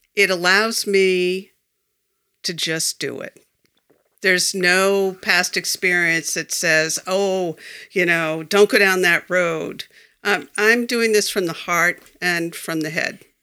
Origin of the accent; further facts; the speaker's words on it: Foxborough, Massachusetts, United States; now in Belchertown, United States; I grew up in Foxborough